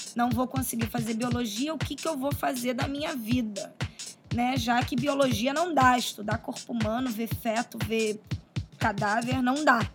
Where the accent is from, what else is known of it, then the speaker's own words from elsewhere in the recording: Rio de Janeiro, Brazil; nascida então no Rio de Janeiro